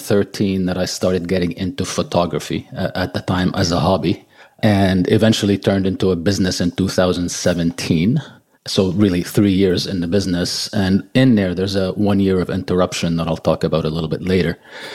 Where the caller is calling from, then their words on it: Montreal, Quebec, Canada; also born or lived in Lebanon; I was actually born in Lebanon, of all places, but I've lived here most of my life.